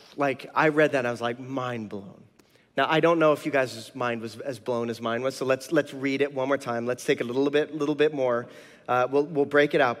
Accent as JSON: {"language": "English", "town": "Tucson", "region": "Arizona", "country": "United States", "tie": "born or raised there", "said": "Tucson, which is where I'm from, born and raised in Tucson"}